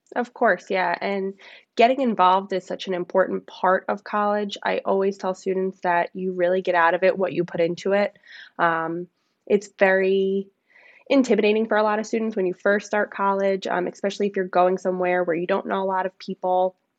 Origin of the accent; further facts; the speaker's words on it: Long Island, New York, United States; I grew up on Long Island.